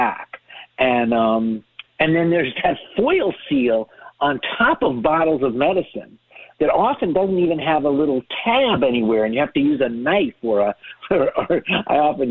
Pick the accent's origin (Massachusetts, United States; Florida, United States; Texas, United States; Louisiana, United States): Massachusetts, United States; Boston; moved away; also born or lived in Nashville; I was born in Boston